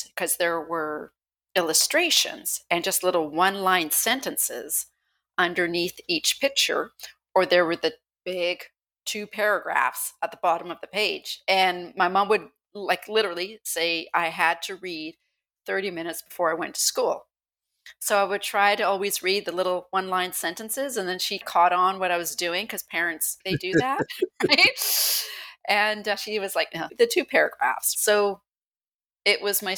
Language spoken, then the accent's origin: English; Vancouver Island, British Columbia, Canada; I was born and raised on Vancouver Island